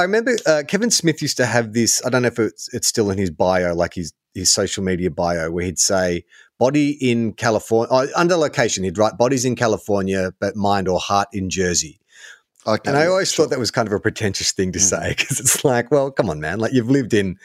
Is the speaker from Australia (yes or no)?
yes; Melbourne, Victoria, Australia; I'm from Melbourne and I have Melbourne sensibilities